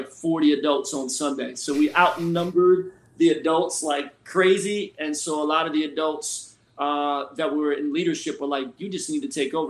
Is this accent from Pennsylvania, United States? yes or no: yes; Philadelphia, Pennsylvania, United States; now in Florida, United States; Originally, I'm from Philly